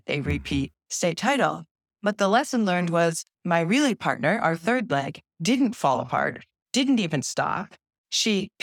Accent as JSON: {"language": "English", "town": "Bay Village", "region": "Ohio", "country": "United States", "tie": "born or raised there", "said": "I grew up in Bay Village, Ohio, which is a small suburb just west of Cleveland"}